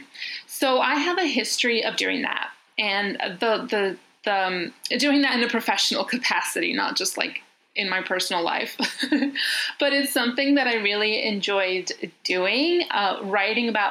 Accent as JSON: {"language": "English", "region": "New York", "country": "United States", "tie": "born or raised there", "accent": "American", "moved": "yes", "lives_now": "Athens, Greece", "said": "I live in Athens, Greece, but I'm originally from New York. Well, I was born there and I was raised there, but my family's Greek, so which explains the American accent."}